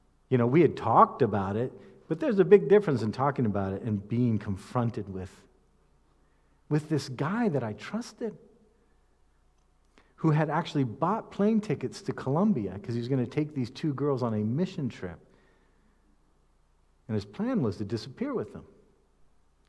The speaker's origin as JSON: {"language": "English", "country": "United States", "said": "as American speakers"}